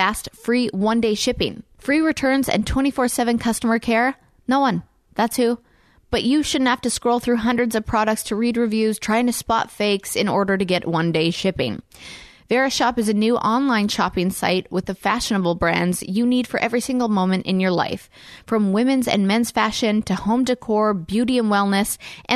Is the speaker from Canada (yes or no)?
yes; Canada; now in Nashville, United States; I'm from Canada